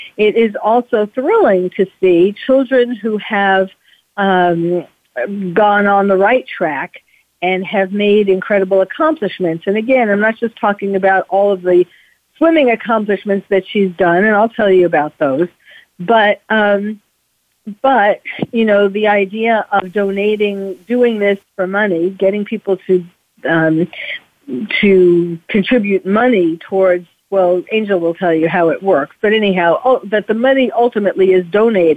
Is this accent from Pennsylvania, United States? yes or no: no; New York City, New York, United States; now in California, United States; New York City, which is where I was born and raised in New York City